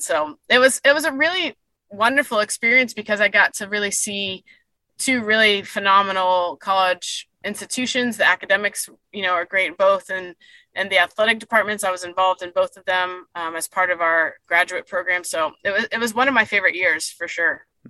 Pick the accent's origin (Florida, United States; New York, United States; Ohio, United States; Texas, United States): Florida, United States; Daytona Beach; also born or lived in Fort Lauderdale, Florida / Durham, North Carolina / Chapel Hill, North Carolina; we moved the family, I say, back to Daytona